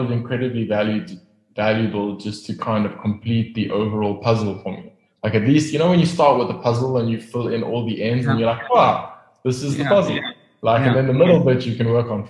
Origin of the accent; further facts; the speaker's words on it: Pretoria, Gauteng, South Africa; moved away as an adult; now in Cape Town, South Africa; I grew up in Pretoria. Not a great place, don't go there. I left as soon as I could.